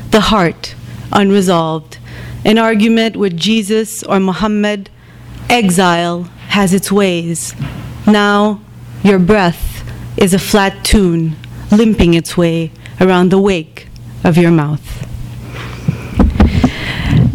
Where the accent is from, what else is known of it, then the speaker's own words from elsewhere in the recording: Bethlehem, West Bank, Palestine; also born or lived in Jerusalem; now in New York, United States; I come from Bethlehem originally, Bethlehem and Jerusalem